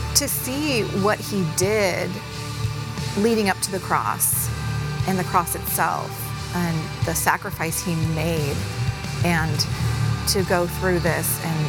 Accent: California, United States; We are from Southern California, and when we came out here, we were looking for a church, and there was so much about First McKinney that just felt like home.

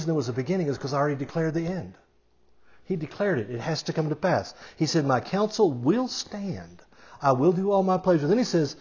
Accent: United States; We as American Christians

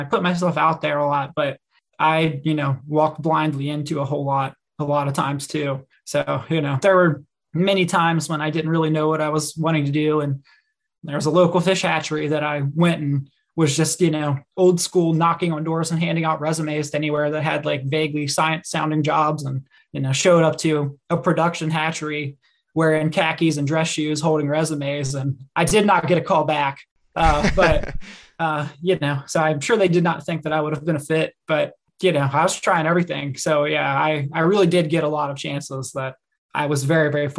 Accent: Mid-Atlantic, United States; moved away as an adult; also born or lived in Mississippi / Chattanooga; I grew up in the Mid-Atlantic

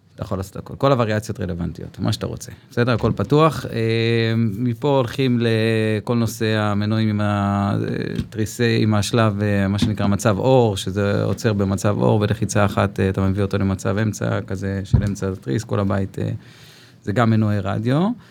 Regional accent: Zikhron Ya'akov, Haifa District, Israel; now in Ma'ayan Zvi, Israel; כרגע במעיין צבי, אני גדלתי בזיכרון

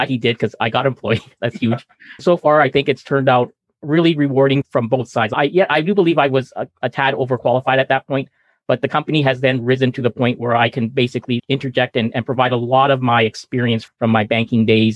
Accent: Edmonton, Alberta, Canada; moved away as an adult; now in Vancouver, Canada; I'm from Edmonton. I moved down to Vancouver in 1990

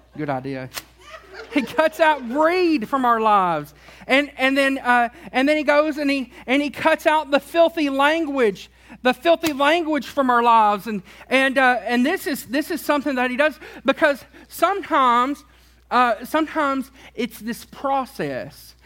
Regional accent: Tennessee, United States; I grew up in Tennessee

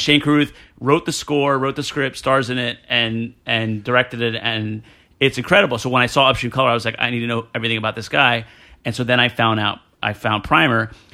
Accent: New Jersey, United States; I'm from Jersey

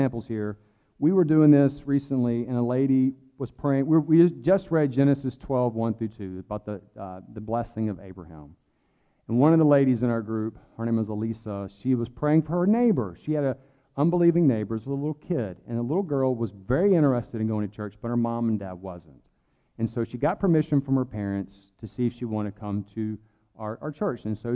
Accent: the South, United States; accent: Southern; I'm from the South. I got a little bit of Southern accent.

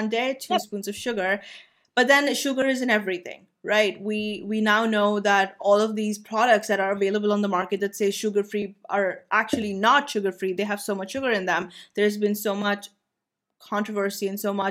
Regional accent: India; as an Indian

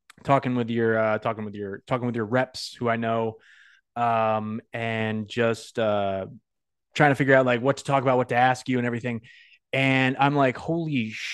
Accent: Northampton, Massachusetts, United States; I'm from Northampton

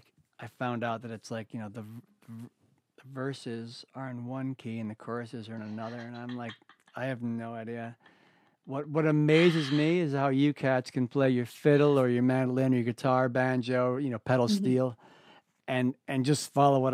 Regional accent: Ithaca and Auburn, New York, United States; also born or lived in West Coast; I was born on the West Coast. I was raised in the East, you know, and I was like 10 years old. We moved from Ithaca, New York, where I live now, which is a progressive community. Mm-hmm. We moved to a conservative blue-collar town called Auburn, New York

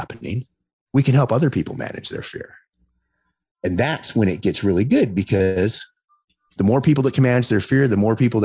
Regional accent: Los Angeles, California, United States; now in Las Vegas, United States; I grew up in Los Angeles

